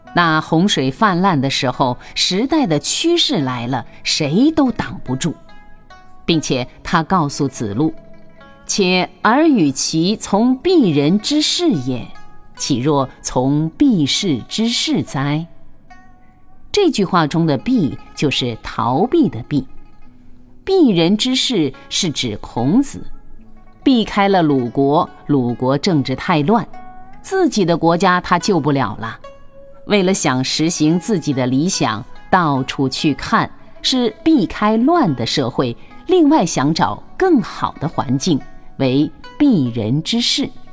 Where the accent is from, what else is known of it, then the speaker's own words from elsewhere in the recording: China; 他们所画的祖师爷都是我们中国人